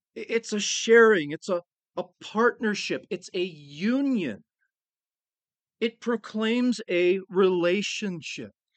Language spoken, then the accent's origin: English; United States; us as American Christians